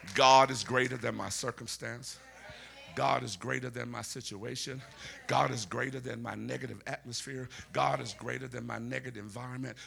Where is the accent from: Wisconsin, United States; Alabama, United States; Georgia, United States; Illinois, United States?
Alabama, United States; Where I'm from, which is Alabama, me and Forrest Gump, we're from Alabama.